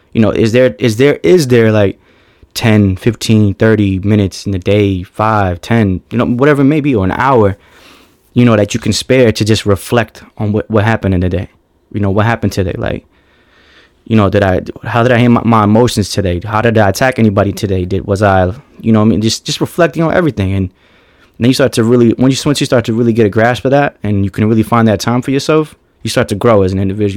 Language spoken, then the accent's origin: English; Boston, Massachusetts, United States; From Boston, Massachusetts